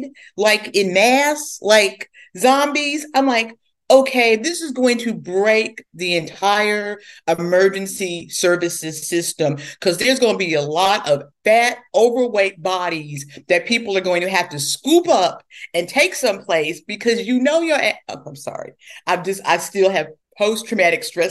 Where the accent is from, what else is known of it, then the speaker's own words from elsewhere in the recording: Kansas City, Missouri, United States; moved away as an adult; now in Louisville, United States; I'm from Kansas City